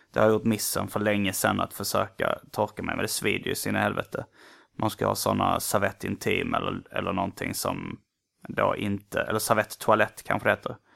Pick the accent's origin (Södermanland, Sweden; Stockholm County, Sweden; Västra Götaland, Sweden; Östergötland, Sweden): Västra Götaland, Sweden; Gothenburg; Som det heter där jag kommer ifrån. Donuts i USA och i Göteborg. I Göteborg är munkar uh, mums-mums.